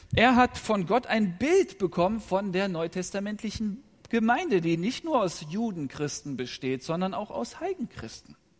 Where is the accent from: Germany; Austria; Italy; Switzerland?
Germany; Rhineland; Ich bin im Rheinland aufgewachsen